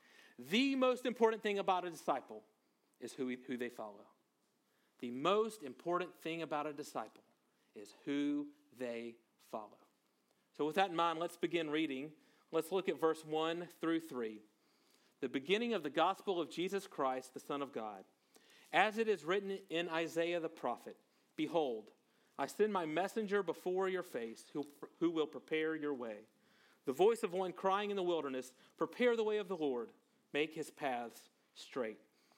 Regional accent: Monroe, Louisiana, United States; Me and one of my friends, we grew up in North Louisiana.

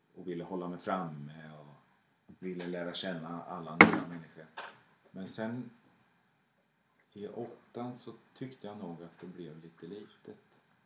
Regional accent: Skänninge, Östergötland, Sweden; Jag växte upp i Skänninge på 70-talet

